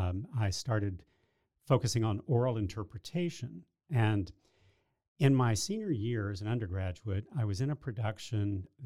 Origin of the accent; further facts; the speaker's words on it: Waco, Texas, United States; I am from Waco, was born here and grew up here, and I went off to Texas Tech for a year and a half before I transferred to Baylor